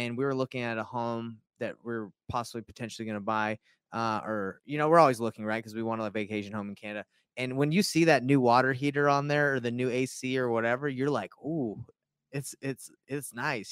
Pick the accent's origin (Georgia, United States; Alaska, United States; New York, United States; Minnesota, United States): Georgia, United States; moved away; My buddy that I grew up with in Georgia